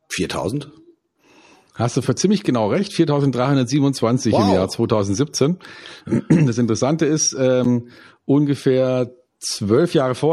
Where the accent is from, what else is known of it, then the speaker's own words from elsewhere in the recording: Munich, Bavaria, Germany; Ähm, wir in einer Stadt wie München, na, das wird schon schwierig, ja, ja, ich bin auch Münchner, ja, ich bin auch Münchner, aber das ist kein Wir-Gefühl mehr, das sind dann die Giesinger und die Schwabinger